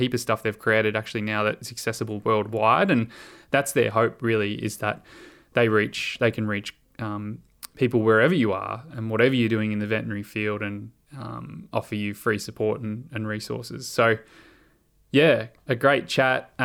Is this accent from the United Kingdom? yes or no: no; Melbourne, Victoria, Australia; I'm from Melbourne